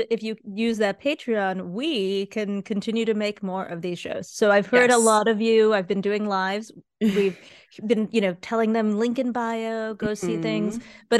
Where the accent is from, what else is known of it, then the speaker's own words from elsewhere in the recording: Cleveland, Ohio, United States; And I grew up in on the East Side, which was very diverse, very upper middle class, that kind of thing. And he saw that the Cleveland Museum of Art, where he and I both grew up going to, drew a lot more people.